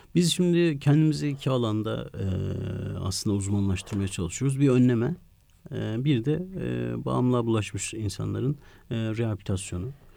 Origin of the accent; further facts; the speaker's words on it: Ankara, Turkey; also born or lived in Kars; iki yaşında biz Ankara'ya taşınmışız. Ankara'nın da Sincan semtinde aslında Çocukluğum